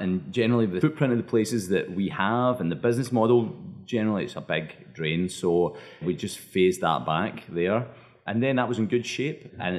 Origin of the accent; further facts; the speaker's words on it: East Kilbride, Scotland, United Kingdom; moved away as an adult; also born or lived in Canada / Spain / Argentina; now in United States; So I grew up just outside of Glasgow, at a town called East Kilbride.